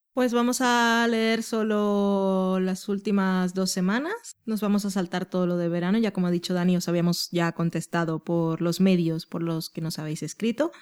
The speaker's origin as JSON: {"language": "Spanish", "town": "Barranquilla", "region": "Atlántico", "country": "Colombia", "moved": "yes", "said": "yo soy de Barranquilla"}